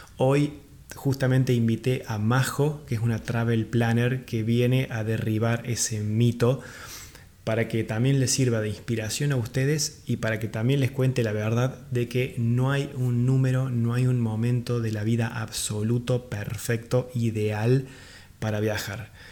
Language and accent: Spanish; Córdoba, Argentina; moved away; yo soy de Córdoba Capital eh, y en ese momento cuando vivía ahí en Córdoba